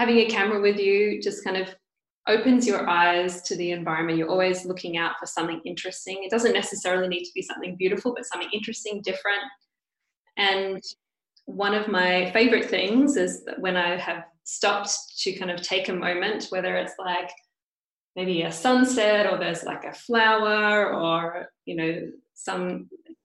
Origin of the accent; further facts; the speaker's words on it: Perth, Western Australia, Australia; moved away as an adult; I come from Perth, which is very southwest of Australia.